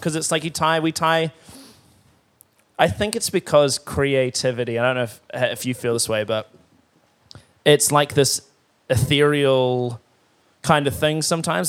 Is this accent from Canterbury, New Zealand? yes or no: yes; Timaru, Canterbury, New Zealand; I grew up in Timaru